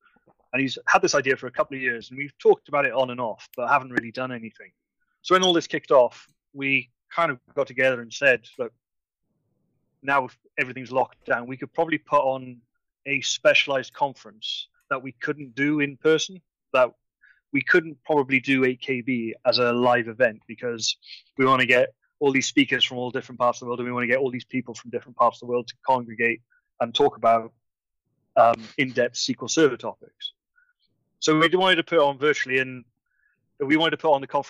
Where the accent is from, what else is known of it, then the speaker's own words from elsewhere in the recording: Swansea, Wales, United Kingdom; moved away as an adult; now in Dublin, Ireland; I'm originally from Swansea, Wales, but been over in Dublin, Ireland now for about, it's coming up to 7 years